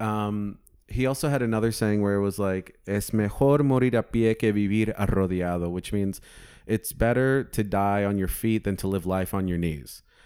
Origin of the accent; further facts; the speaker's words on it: United States; I'm an American born